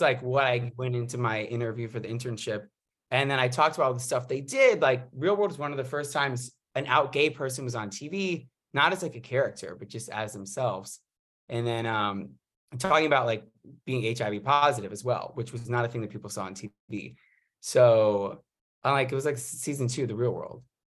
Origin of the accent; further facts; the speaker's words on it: New York, United States; moved away as an adult; now in Los Angeles, United States; I live in L A, from New York, came out here for college